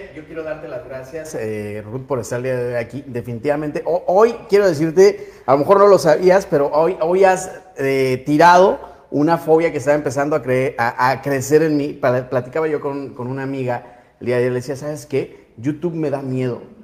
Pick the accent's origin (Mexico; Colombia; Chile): Mexico; unirnos como mexicanos